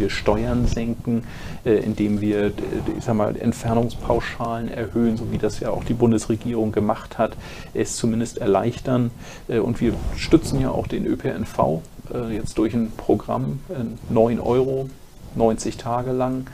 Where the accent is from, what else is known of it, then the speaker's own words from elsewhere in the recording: Schleswig-Holstein, Germany; bei uns in Schleswig-Holstein